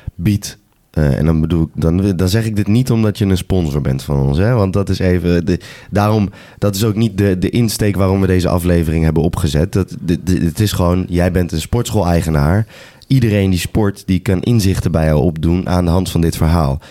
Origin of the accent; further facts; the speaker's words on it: Apeldoorn, Gelderland, Netherlands; bij ons in Apeldoorn, Mount Olympus, de, de hometown, the place to be